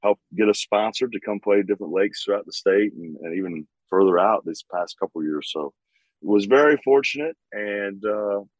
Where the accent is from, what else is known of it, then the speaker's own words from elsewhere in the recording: Bedford, Indiana, United States; also born or lived in Bloomington, Indiana; growing up in Bedford